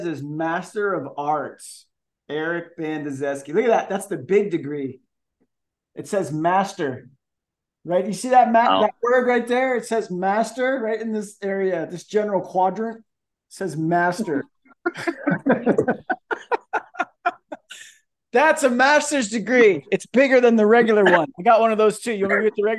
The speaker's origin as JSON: {"language": "English", "town": "Kissimmee", "region": "Florida", "country": "United States", "tie": "born or raised there", "also_born_or_lived": "California", "moved": "yes", "lives_now": "Virginia, United States", "said": "I grew up in Florida"}